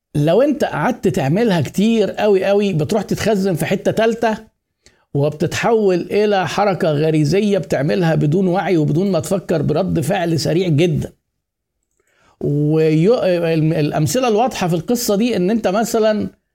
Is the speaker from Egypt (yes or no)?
yes; Egypt; إحنا عندنا في مصر